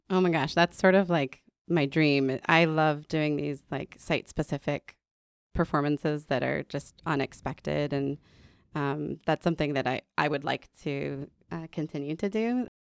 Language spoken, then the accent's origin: English; Denver, Colorado, United States; also born or lived in Minnesota / Kentucky / New York / Florida; now in Chicago, United States; I was born and raised in Denver, Colorado, um, by the mountains.